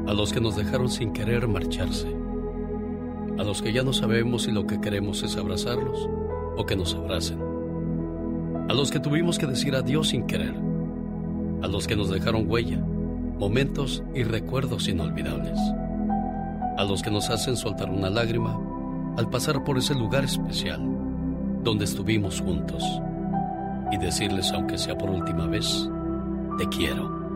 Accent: Michoacán, Mexico; moved away

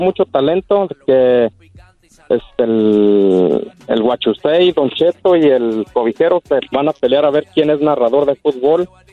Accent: Puruándiro, Michoacán, Mexico; born or raised there

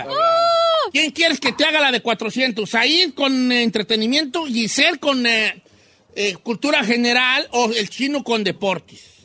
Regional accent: Mexico City, Mexico; now in Tulsa, United States; De la Ciudad de México.

